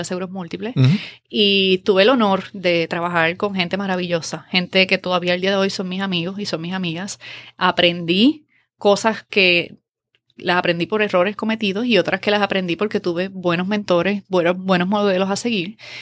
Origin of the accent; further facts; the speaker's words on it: Adjuntas, Puerto Rico; moved away as an adult; also born or lived in Ponce, Puerto Rico / Río Piedras, Puerto Rico; fui a nacer a Ponce, pero me crié toda mi vida en Adjuntas